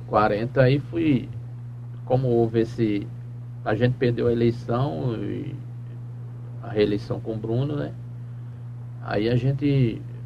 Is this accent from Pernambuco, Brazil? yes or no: yes; Engenho Pangauá, Pernambuco, Brazil; É sempre nasci em Pangauá, sou filho de itambeense, não é? Morei muitos anos lá no Engenho Pangauá até me casar